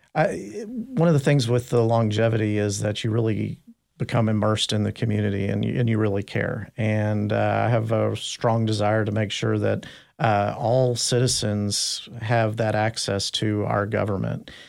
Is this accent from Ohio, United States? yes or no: no; Dallas, Texas, United States; I, I grew up in North Dallas. I went to school in, uh, Richardson, I S D